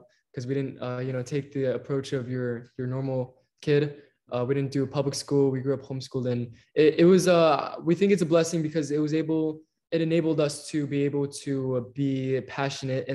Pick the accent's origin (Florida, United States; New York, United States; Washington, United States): Florida, United States; Ocala; moved away as an adult; now in Los Angeles, United States; currently we live in Los Angeles with …, but we grew up here in Florida, more specifically Ocala